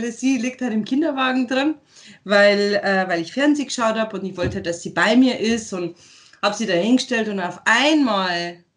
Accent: Eggenfelden, Bavaria, Germany; Bin ja. stolze, stolze Niederbayerin.

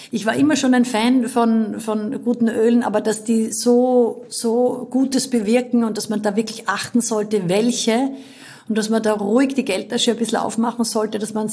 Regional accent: Styria, Austria; Aber einfach nur als Steirerin, das gibt's immer.

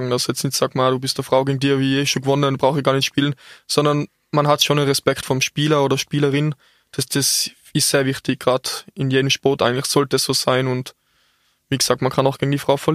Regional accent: Austria; Und bei uns in Österreich ist es noch bisschen schwach mit Stillart.

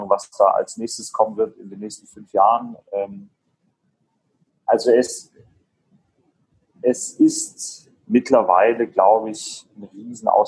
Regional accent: Ulm, Baden-Württemberg, Germany; ich komme aus {S1} Ulm

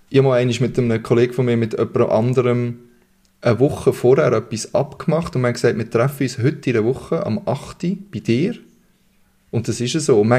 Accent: Berlin, Germany; Aber ich, ich als Berliner Hipster bin natürlich froh

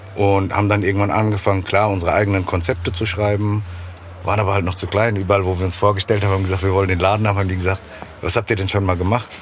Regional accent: Frankfurt, Hesse, Germany; Frankfurt ist meine Heimatstadt, da bleibe ich ja auch

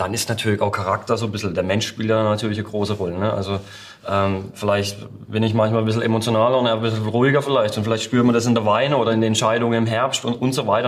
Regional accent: Baden-Württemberg, Germany; Winzergemeinschaft war bei uns in Baden ganz, ganz wichtig

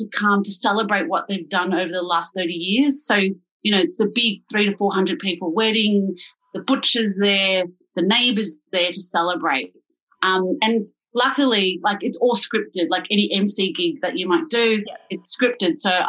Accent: Melbourne, Victoria, Australia; I'm from Clifton Hill, grew up in Springvale, which is a Vietnamese mecca from after the Vietnam War where people decided to settle. And so my mum and dad are the original OG refugees.

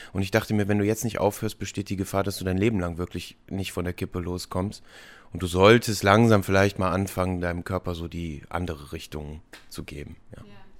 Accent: Ratingen, North Rhine-Westphalia, Germany; now in Düsseldorf, Germany; Also ich habe einen Freundeskreis in Ratingen, wo ich aufgewachsen bin und hier in Düsseldorf, wo ich jetzt wohne und arbeite

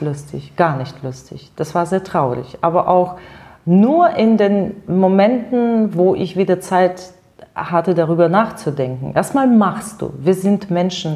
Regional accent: near Penza, Penza Oblast, Russia; German is a second language; moved away as an adult; also born or lived in Siberia; now in Germany; Geboren bin ich wirklich in der Nähe von diesem Stadt

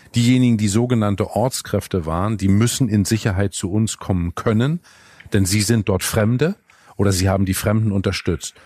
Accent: Northern Germany, Germany; als Norddeutscher weiß ich

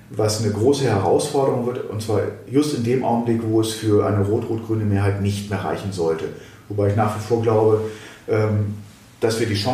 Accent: Thuringia, Germany; Da kann man natürlich als Thüringer da sagen, boah, ja, gut, eine Bundesratsinitiative wäre gut.

